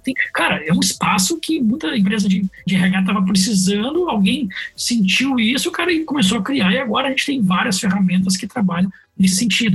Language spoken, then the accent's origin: Portuguese; Porto Alegre, Rio Grande do Sul, Brazil; Sou gaúcho, sou natural de Porto Alegre